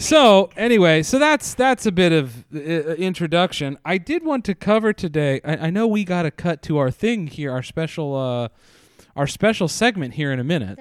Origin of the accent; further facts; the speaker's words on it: Pennsylvania, United States; I grew up in Pennsylvania